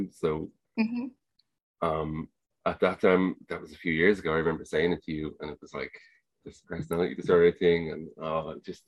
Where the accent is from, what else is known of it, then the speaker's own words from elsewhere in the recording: Ireland; accent: Irish; Like, obviously here in Ireland, mm-hmm. if you can't tell from my accent, that's where I am